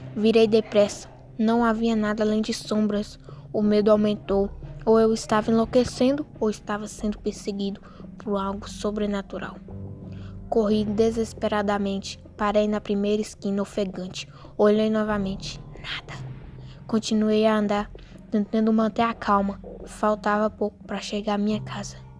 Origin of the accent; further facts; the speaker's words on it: Espinosa, Minas Gerais, Brazil; sou da cidade de Espinosa, Minas Gerais